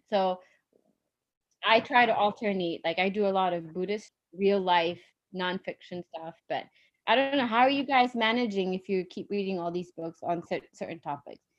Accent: United States; But now I live in America. I grew up in America.

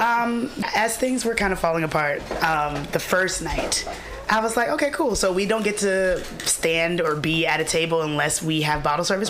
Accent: the South, United States; I'm from the South

